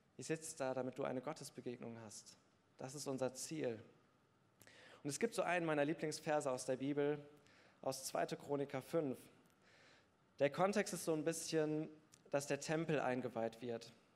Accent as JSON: {"language": "German", "town": "Bergneustadt", "region": "North Rhine-Westphalia", "country": "Germany", "tie": "born or raised there", "said": "Ich bin in Bergneustadt groß geworden"}